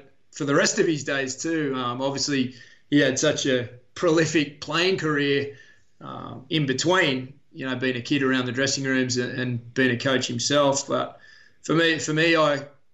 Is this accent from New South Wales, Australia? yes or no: yes; Wollongong, New South Wales, Australia; I grew up mostly in Wollongong